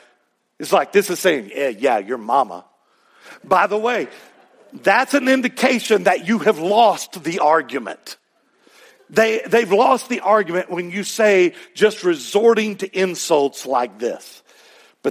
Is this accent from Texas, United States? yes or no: yes; Texas, United States; accent: Texas; My Texas accent